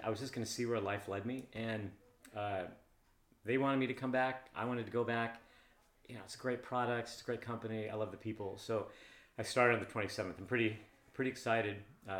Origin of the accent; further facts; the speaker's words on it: Seattle, Washington, United States; also born or lived in California; I went to Nathan Hill High School. I grew up in kind of the Wedgwood area in northeast Seattle, and then we bought a house where we brought our kids up about 10 blocks away.